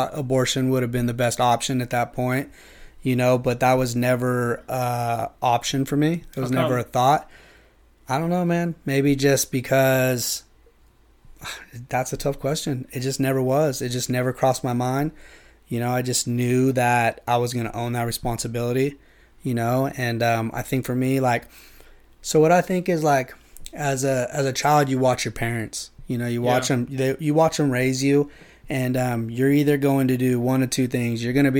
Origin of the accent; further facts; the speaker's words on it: Yuba City, California, United States; and lived in Yuba City. I grew up in Yuba City, was a honker. Actually moved up to Grass Valley with my mom.